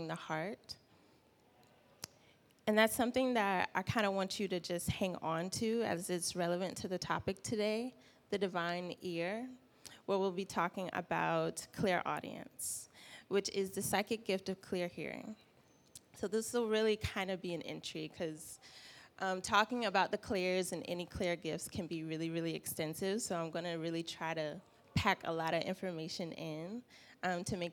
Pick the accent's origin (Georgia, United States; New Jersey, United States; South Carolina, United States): South Carolina, United States; also born or lived in Midwest; now in Atlanta, United States; I'm from South Carolina. I'm based here in Atlanta now